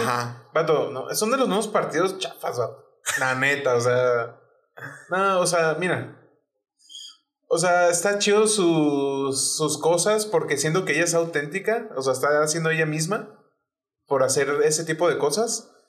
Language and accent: Spanish; Chihuahua, Mexico; es de Chihuahua, o sea, de donde somos